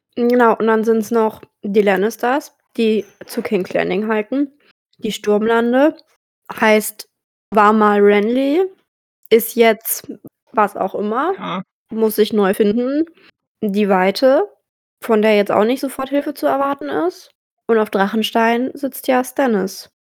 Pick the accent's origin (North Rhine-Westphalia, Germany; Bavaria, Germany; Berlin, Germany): Bavaria, Germany; about 45 minutes from Ochsenfurt; nur eine Dreiviertelstunde von meiner Heimat